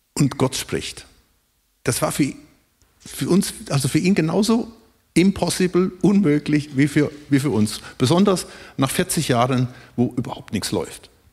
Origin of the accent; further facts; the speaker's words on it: Germany; uns als Deutsche